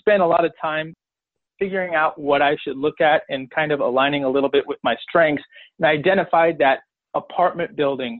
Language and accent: English; Chicago, Illinois, United States; also born or lived in central Pennsylvania; now in Pennsylvania, United States; I'm from Chicago, but now I'm based in central Pennsylvania